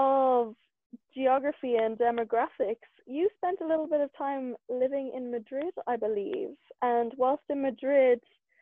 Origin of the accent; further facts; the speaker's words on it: Ireland; as an Irish woman who has an Irish-based podcast